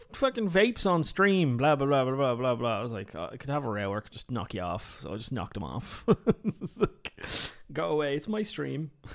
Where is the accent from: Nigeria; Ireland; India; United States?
Ireland; I'm Irish